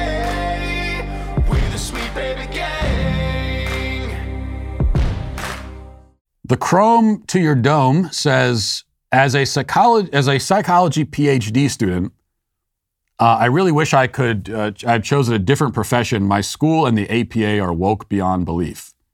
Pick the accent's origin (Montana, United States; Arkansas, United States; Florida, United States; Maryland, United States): Maryland, United States; A lot of it is the fact that I'm from Maryland. And in Maryland, if you've ever been there, the accent doesn't really make sense.